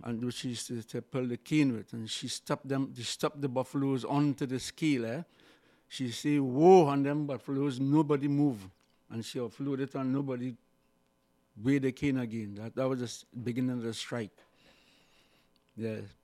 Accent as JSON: {"language": "English", "town": "Siparia", "country": "Trinidad & Tobago", "tie": "born or raised there", "also_born_or_lived": "Saint James, Port of Spain", "said": "I was born in Sapari in Trinidad and went on to move to the city around fifteen years."}